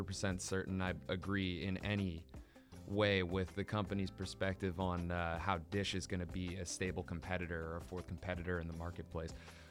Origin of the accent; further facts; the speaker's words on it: St. Louis, Missouri, United States; I grew up in St. Louis, Missouri.